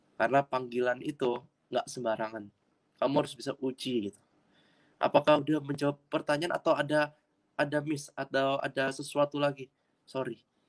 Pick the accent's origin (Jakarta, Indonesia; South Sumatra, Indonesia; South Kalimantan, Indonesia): Jakarta, Indonesia; also born or lived in Surabaya; Asli Jakarta, lahir di Jakarta.